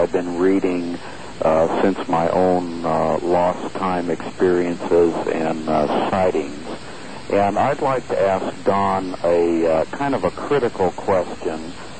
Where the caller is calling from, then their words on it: San Luis Obispo, California, United States; I'm calling from San Luis Obispo, California.